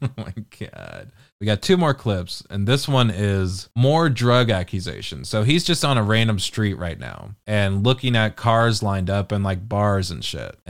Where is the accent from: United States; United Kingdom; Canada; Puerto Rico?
United Kingdom; Canceled has two L's and there's a question mark at the end. I'm British, dog. That's why there's two L's in it.